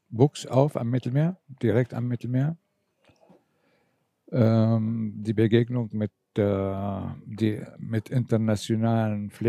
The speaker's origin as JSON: {"language": "German", "country": "Syria", "said": "Ich komme zwar aus Syrien, aber meine Eltern sind griechisch. Sie, sie waren früher Flüchtlinge und sie sind in Syrien gelandet."}